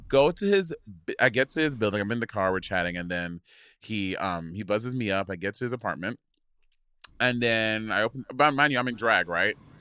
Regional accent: St. Lucia; I grew up in Saint Lucia

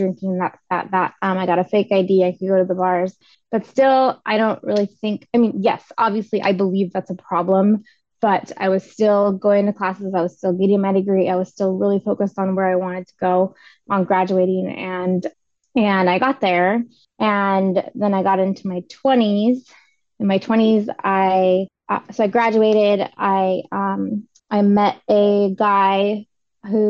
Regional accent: Olympia, Washington, United States; I'm from Olympia, Washington. I am 40 years old. I was here till I was 18

